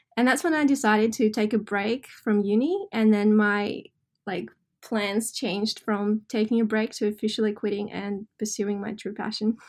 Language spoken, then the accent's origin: English; Russia; now in Australia; I grew up in Russia, um I consider Australia home.